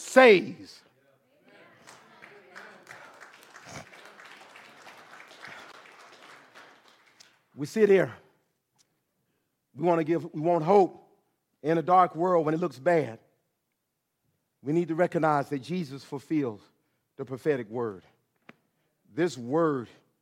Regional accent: Atlanta, Georgia, United States; growing up in Atlanta, Georgia

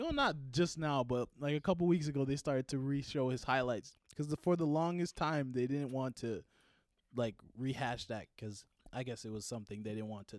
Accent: New York City, New York, United States; also born or lived in Manhattan; I came from Harlem. What do you mean? I was born.

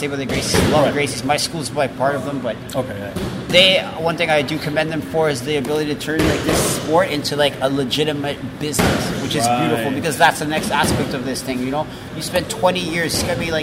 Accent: Calgary, Alberta, Canada; now in Toronto, Canada; Born and raised in Calgary

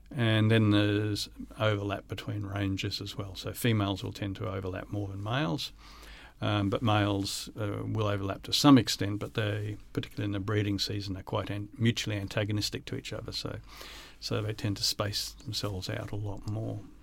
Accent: Sunshine Coast, Queensland, Australia; I grew up on the Sunshine Coast.

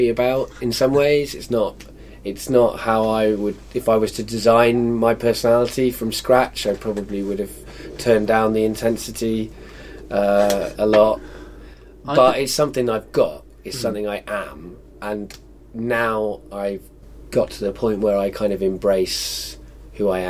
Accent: Wales, United Kingdom; also born or lived in England; Having lived in Wales for a lot of my life and being English

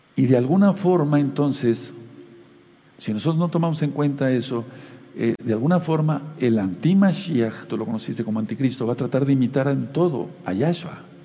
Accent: Mexico; como decimos aquí en México

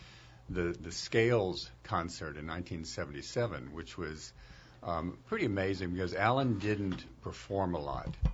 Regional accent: New Orleans, Louisiana, United States; I grew up, I'm a native of New Orleans, and, you know, during the 60s and early 70s, you know, growing up in New Orleans

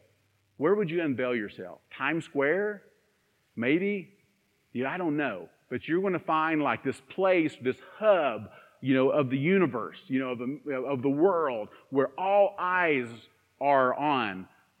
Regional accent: Stony Creek, Tennessee, United States; I'm from Stony Creek

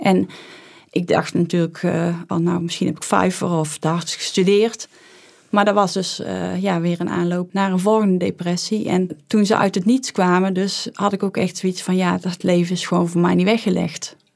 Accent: Tilburg, North Brabant, Netherlands; ik kom uit Tilburg

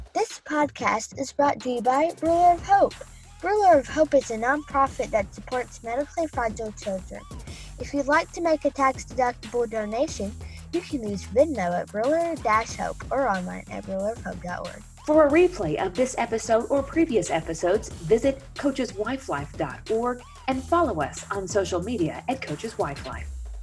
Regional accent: Memphis, Tennessee, United States; moved away; I'm from Memphis

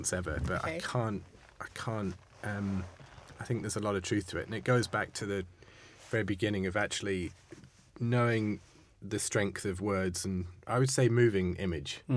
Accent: London, United Kingdom; moved away as an adult; also born or lived in Amsterdam; I was from London

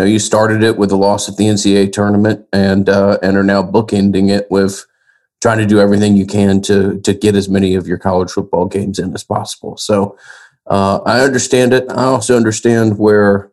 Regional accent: Atlanta, Georgia, United States; born and raised in Atlanta

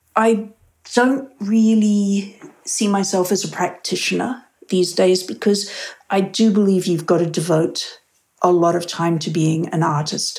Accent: Australia; moved away as an adult; also born or lived in Sydney, Australia; now in Pleasanton, United States; being an Australian overseas

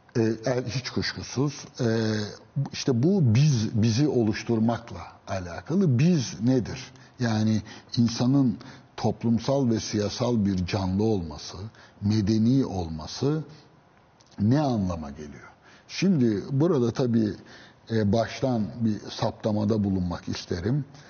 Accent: Istanbul, Turkey; ben Üsküdar doğma büyümeyim.

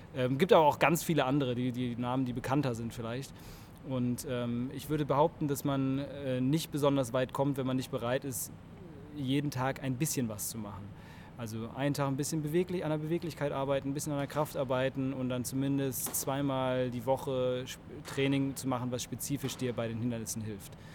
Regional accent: Cologne, North Rhine-Westphalia, Germany; ich bin 33 äh, Jahre aus Köln

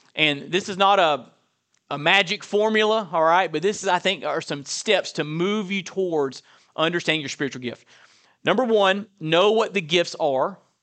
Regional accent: Perry, Florida, United States; I was raised in Perry, Florida, Burton Baptist Church

